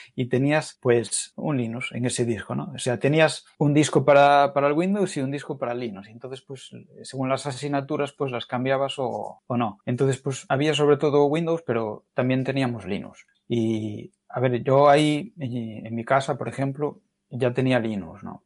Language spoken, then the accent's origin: Spanish; Galicia, Spain; como los gallegos decimos